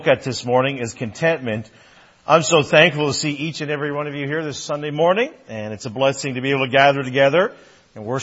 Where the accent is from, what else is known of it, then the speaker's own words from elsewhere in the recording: Newfoundland and Labrador, Canada; I'm a Newfoundlander, and you can call me Newfie, that's fine too, and really enjoyed humor growing up